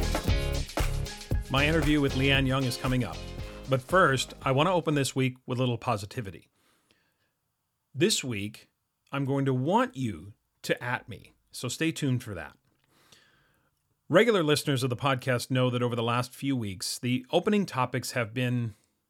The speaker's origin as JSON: {"language": "English", "country": "Canada", "said": "I am Canadian"}